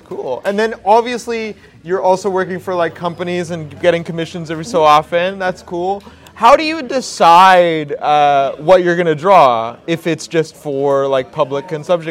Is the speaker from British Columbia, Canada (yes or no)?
yes; White Rock, British Columbia, Canada; grew up in South Surrey, White Rock